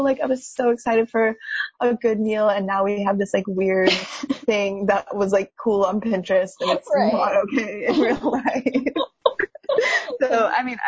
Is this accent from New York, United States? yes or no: no; Reno, Nevada, United States; moved away as an adult; now in Bay Area, United States; I am from Reno, Nevada, which is a bit of like a small town vibe for people that aren't familiar with the area